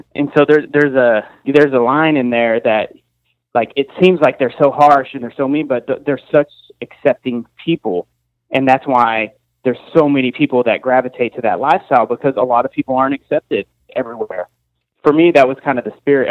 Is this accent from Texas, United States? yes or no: yes; Amarillo, Texas, United States; we're from Amarillo